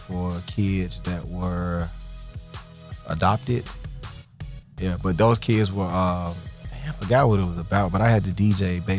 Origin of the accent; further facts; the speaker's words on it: Fairfield, Alabama, United States; also born or lived in Montgomery, Alabama / Ohio; I was born there, and I lived there for about a year from what my folks told me. Then I moved to Ohio. And I don't remember that much either from there. And then from Ohio down to back to Birmingham.